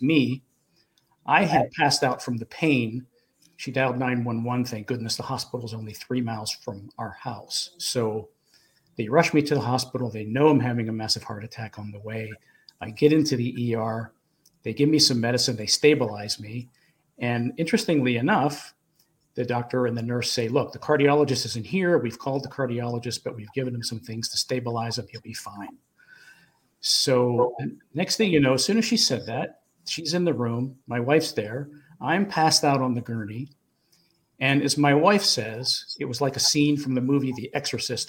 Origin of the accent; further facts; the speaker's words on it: Pittsburgh, Pennsylvania, United States; now in Charlotte, United States; I'm originally from Pittsburgh, Pennsylvania, and I live in the Charlotte, North Carolina area now